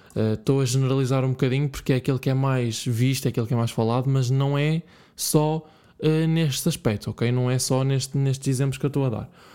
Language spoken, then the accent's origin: Portuguese; Bragança, Norte, Portugal; eu cresci em Bragança, uh, se vocês não sabiam, já, eu sou de Bragança.